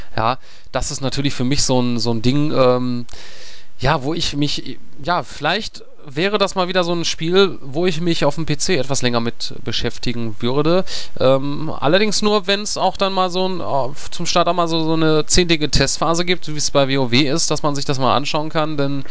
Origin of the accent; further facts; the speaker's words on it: Germany; als äh, Deutscher